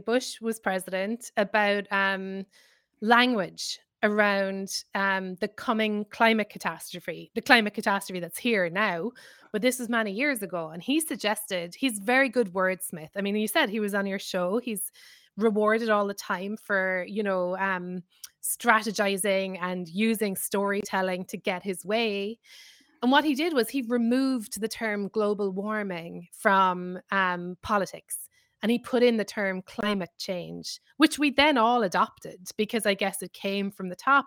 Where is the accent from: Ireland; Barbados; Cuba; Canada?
Ireland; moved away as an adult; now in New York, United States; I'm Irish.